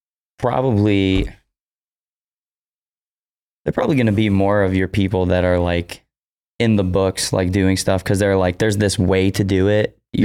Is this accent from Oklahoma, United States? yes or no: no; Woodburn, Indiana, United States; now in Elkhart, United States; I grew up in Woodburn, Indiana, just outside Fort Wayne, living in Elkhart right now.